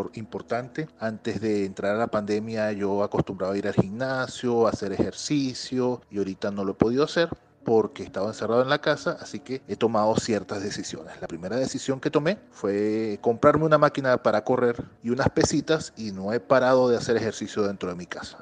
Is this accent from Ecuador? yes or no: no; Venezuela; now in Montreal, Canada; Soy venezolano, pero vivo en Montreal, Canadá